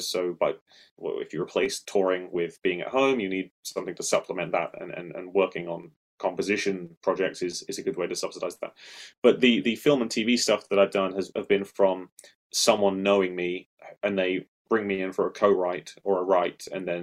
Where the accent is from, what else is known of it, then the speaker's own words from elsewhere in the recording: United Kingdom; I'm British